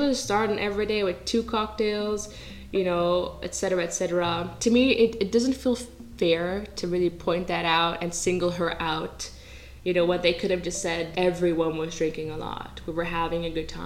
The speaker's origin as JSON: {"language": "English", "country": "Netherlands", "tie": "born or raised there", "said": "I grew up in the Netherlands, I speak Dutch"}